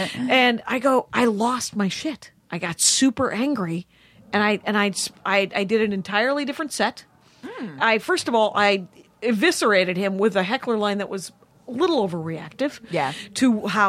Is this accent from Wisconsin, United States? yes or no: yes; Wisconsin, United States; I mentioned that I was from Wisconsin, as I often do.